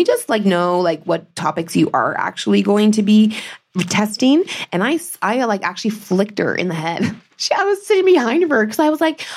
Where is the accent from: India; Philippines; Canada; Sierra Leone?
Canada; Northern Ontario; I grew up in Northern Ontario